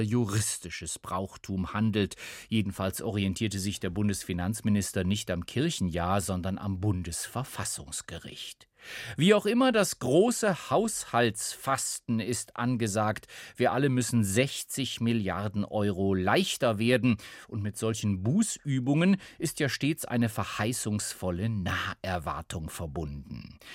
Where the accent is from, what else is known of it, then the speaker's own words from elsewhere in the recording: Germany; Hier bei uns in Deutschland